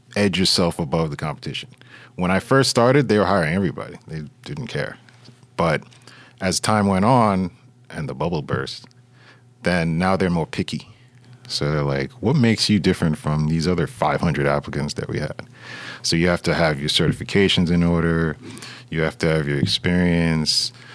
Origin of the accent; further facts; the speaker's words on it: New York City, New York, United States; now in Fort Lee, United States; I was born and raised in Brooklyn, but I got out of there and I moved over to Fort Lee, New Jersey.